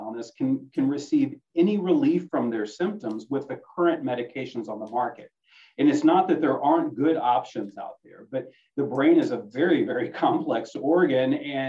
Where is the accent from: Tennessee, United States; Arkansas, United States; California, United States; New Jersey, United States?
Arkansas, United States; Little Rock; I'm from Little Rock